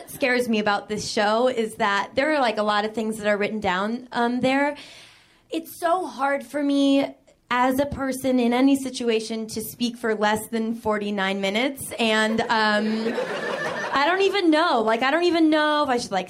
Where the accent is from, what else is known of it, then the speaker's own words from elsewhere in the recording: Boston, Massachusetts, United States; I am from Boston